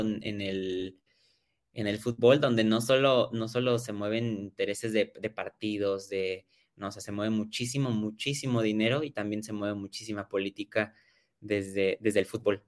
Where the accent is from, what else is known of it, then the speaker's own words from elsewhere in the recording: Mexico; todos somos mexicanos